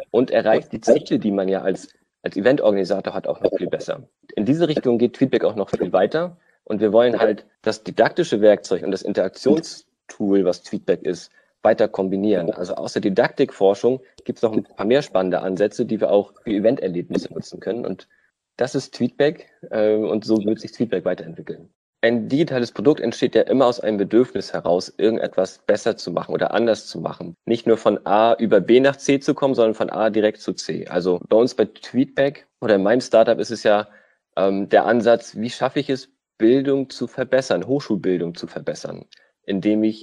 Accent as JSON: {"language": "German", "region": "Schleswig-Holstein", "country": "Germany", "tie": "born or raised there", "moved": "as an adult", "lives_now": "Rostock, Germany", "said": "Ich bin äh, gebürtig Schleswig-Holsteiner und hier zum Studium hergekommen, im Land zum Leben, dann auch sogar hier geblieben"}